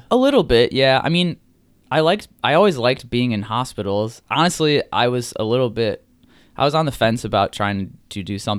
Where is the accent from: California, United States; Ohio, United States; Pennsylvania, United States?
Ohio, United States; Strongsville; Strongsville, Ohio. It's a suburb of Cleveland.